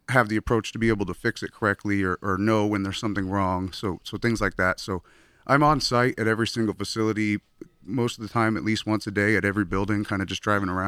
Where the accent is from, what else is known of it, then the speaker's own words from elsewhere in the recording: Florida, United States; now in California, United States; I moved out to California from Florida, my hometown, in 2011.